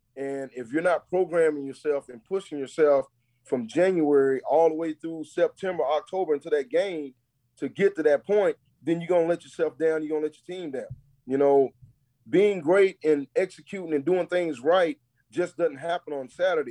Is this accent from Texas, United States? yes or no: yes; Texas, United States; now in Charlotte, United States; I'm from Texas. You absolutely, and I don't hide it not one bit. I'm about as country as they come